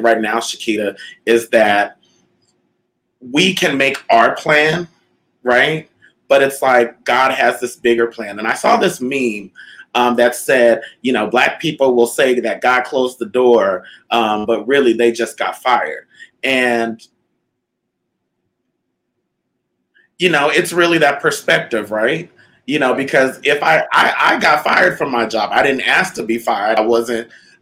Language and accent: English; Southern California, United States; moved away as an adult; also born or lived in Winnipeg, Manitoba, Canada; now in Las Vegas, United States; I grew up in the suburbs of Southern California